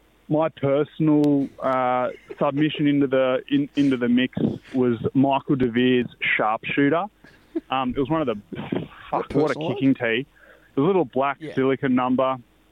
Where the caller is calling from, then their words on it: Gunnedah, New South Wales, Australia; Boys, I'm calling in from Kitchener Park in Gunnedah, one of the great centres of rugby league excellence in the northwest of New South Wales, home of the mighty Gunnedah Bulldogs.